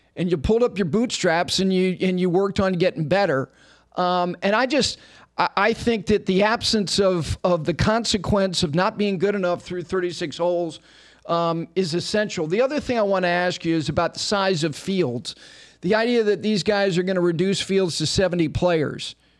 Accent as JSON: {"language": "English", "town": "Ridgewood", "region": "New Jersey", "country": "United States", "tie": "born or raised there", "said": "I grew up in Ridgewood, New Jersey"}